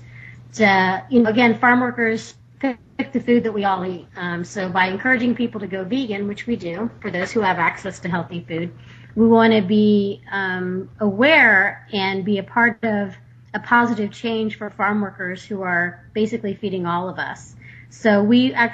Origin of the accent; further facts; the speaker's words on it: Texas, United States; now in Sonoma County, United States; I grew up in Texas